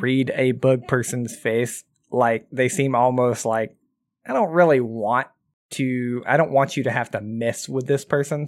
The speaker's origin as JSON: {"language": "English", "region": "Southern", "country": "United States", "accent": "Southern", "said": "That's my Southern accent."}